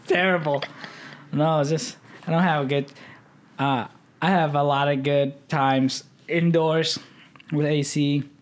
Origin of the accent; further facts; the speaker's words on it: Midwest, United States; growing up in the Midwest